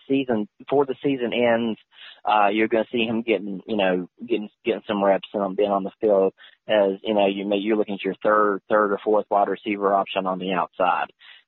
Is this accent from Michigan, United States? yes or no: no; West Virginia, United States; He's from my home state of West Virginia.